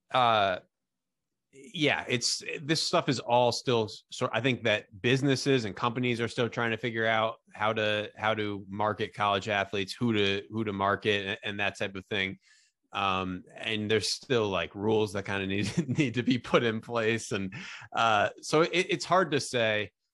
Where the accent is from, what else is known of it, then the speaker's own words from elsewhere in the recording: Albany, New York, United States; I'm from, I'm from Albany, New York